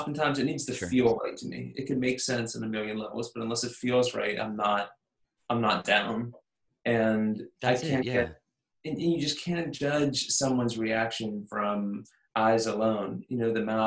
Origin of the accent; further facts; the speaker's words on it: Maryland, United States; now in Los Angeles, United States; I was raised in Maryland and flew back to my mom's place.